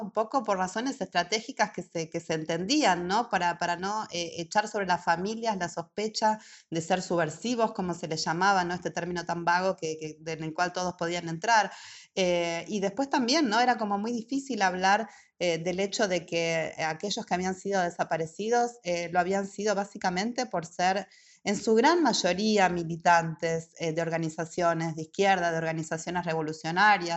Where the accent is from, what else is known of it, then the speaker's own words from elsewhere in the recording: Argentina; moved away; also born or lived in Germany; soy de Argentina